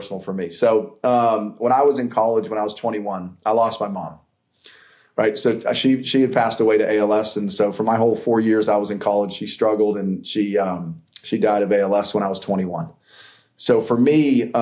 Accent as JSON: {"language": "English", "town": "Pittsburgh", "region": "Pennsylvania", "country": "United States", "tie": "born or raised there", "also_born_or_lived": "Atlanta, Georgia", "moved": "yes", "lives_now": "Savannah, United States", "said": "we grew up in Pittsburgh"}